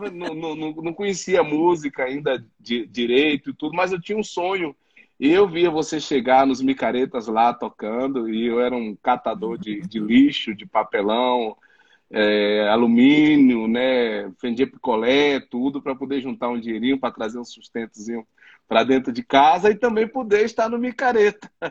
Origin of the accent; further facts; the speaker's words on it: interior of Bahia, Brazil; Eu nasci, Sari, no interior da Bahia